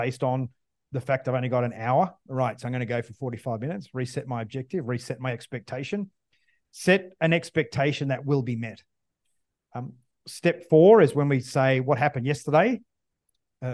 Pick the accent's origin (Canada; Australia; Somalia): Australia; as an Australian fighter pilot